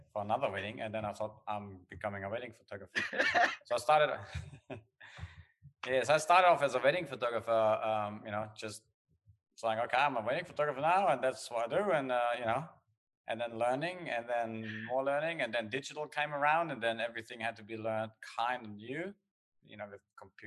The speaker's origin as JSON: {"language": "English", "country": "Germany", "also_born_or_lived": "Australia", "accent": "German", "second_language": "English", "moved": "as an adult", "lives_now": "Perth, Australia", "said": "I come from Germany. That's where the accent is. I moved to Australia, I think I was 25."}